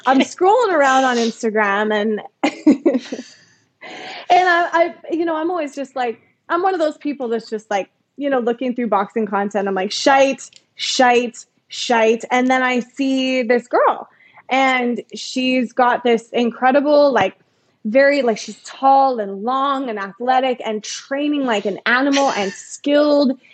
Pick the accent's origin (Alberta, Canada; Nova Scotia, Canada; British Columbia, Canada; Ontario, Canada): Alberta, Canada; Calgary; I grew up in Calgary, actually.